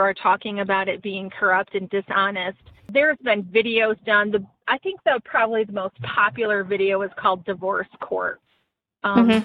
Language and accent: English; Michigan, United States; moved away; I'm from Michigan